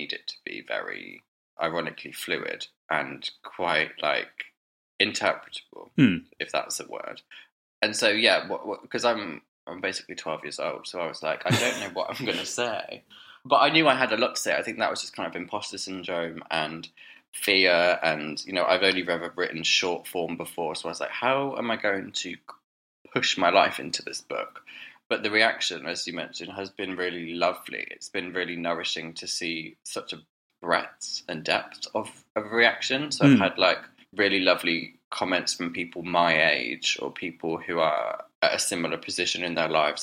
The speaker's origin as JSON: {"language": "English", "town": "Dorchester", "region": "South West England", "country": "United Kingdom", "tie": "born or raised there", "moved": "yes", "lives_now": "London, United Kingdom", "said": "I grew up in Dorchester, to be precise, the county town of Dorset"}